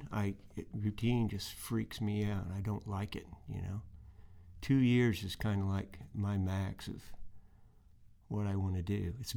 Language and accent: English; Indiana, United States; also born or lived in Nashville, Tennessee / Colorado; now in Muscle Shoals, United States; I went back to my hometown of Indiana after living in Colorado